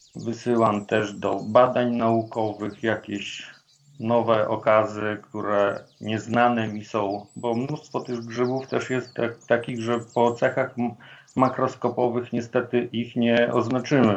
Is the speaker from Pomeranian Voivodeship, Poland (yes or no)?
no; Włodawa, Lublin Voivodeship, Poland; jestem urodzony na wschodnich rubieżach Polski we Włodawie i lasy były wokół mnie od maleńkości